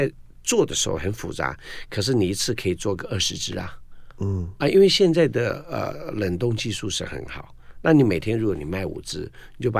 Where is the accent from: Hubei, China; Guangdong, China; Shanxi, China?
Guangdong, China; 我们老广，